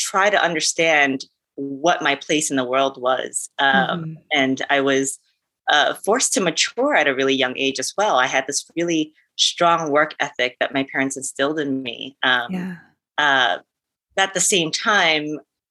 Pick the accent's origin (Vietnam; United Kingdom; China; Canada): Vietnam; now in United States; I was born in Vietnam, but I come to America and I'm mocked for my Vietnamese identity.